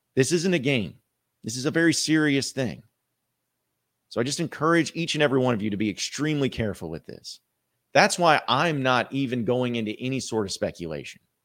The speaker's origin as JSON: {"language": "English", "town": "Fayetteville", "region": "Arkansas", "country": "United States", "tie": "born or raised there", "said": "Northwest Arkansas, Fayetteville, my hometown"}